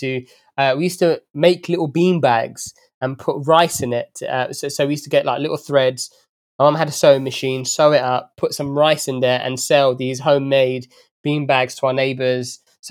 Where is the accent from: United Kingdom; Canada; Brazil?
United Kingdom; London; also born or lived in Saudi Arabia; I was actually born in Saudi Arabia, and I have my origins are in Ethiopia, but I was brought up in London from the age of five.